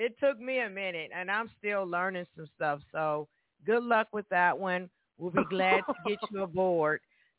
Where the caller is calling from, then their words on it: Evansville, Indiana, United States; And I'm calling from Evansville, Indiana. Hey, Evansville natives out there.